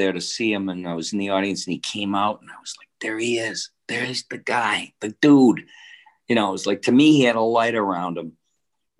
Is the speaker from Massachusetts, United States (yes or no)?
yes; Boston, Massachusetts, United States; born or raised there; also born or lived in Detroit, Michigan